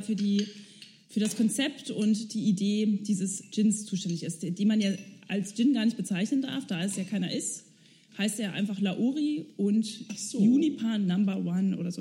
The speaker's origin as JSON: {"language": "German", "region": "Berlin", "country": "Germany", "tie": "born or raised there", "said": "in Hunschenhausen bin ich groß geworden."}